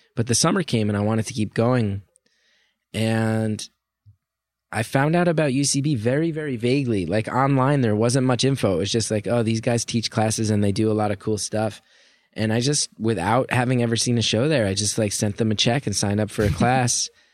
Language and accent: English; New Jersey, United States; I grew up in North Jersey